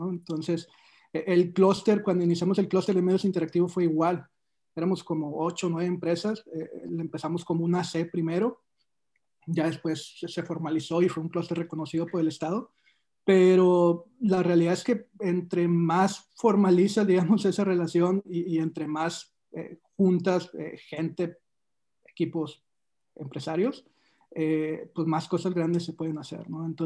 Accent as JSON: {"language": "Spanish", "town": "Monterrey", "region": "Nuevo León", "country": "Mexico", "said": "O sea, es que, qué nos va a identificar como regios en, el, resto del mundo."}